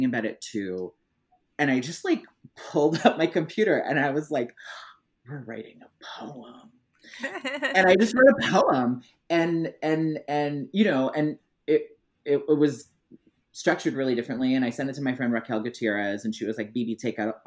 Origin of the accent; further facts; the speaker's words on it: Missouri, United States; also born or lived in Illinois; I grew up in Missouri, but actually like when I was younger, I lived in a really small town in Illinois